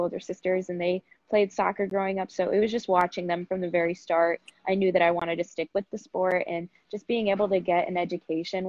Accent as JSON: {"language": "English", "town": "South Bend", "region": "Indiana", "country": "United States", "said": "I'm originally from South Bend, Indiana, which is right by Notre Dame"}